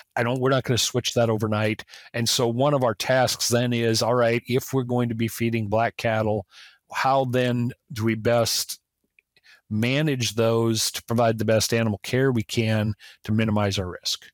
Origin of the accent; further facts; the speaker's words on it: South Dakota, United States; growing up in South Dakota